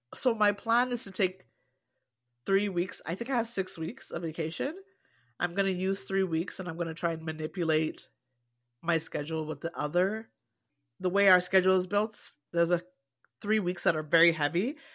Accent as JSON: {"language": "English", "country": "Canada", "tie": "born or raised there", "said": "I've always felt too Canadian to be African and too African to be Canadian"}